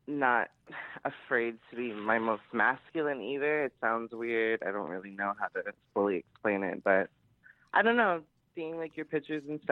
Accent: Florida, United States; I'm from Florida

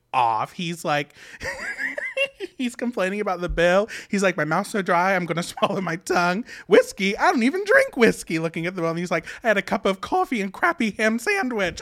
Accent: West Virginia, United States; I was born and raised in West Virginia

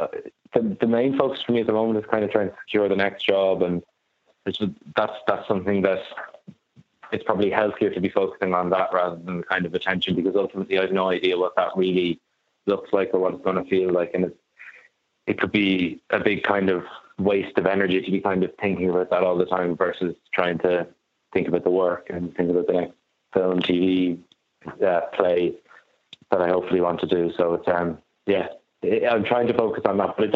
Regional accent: Maynooth, Leinster, Ireland; I'm not from Sligo, I'm from Maynooth

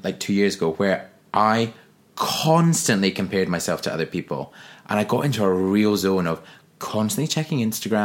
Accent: Forres, Scotland, United Kingdom; accent: Scottish; also born or lived in Glasgow; now in London, United Kingdom; I'm from Forres in the northeast of Scotland, 30 miles east of Inverness, between Inverness and Aberdeen

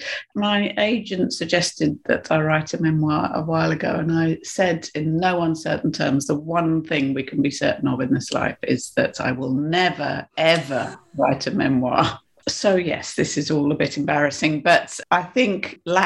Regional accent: United Kingdom; I think I'm British

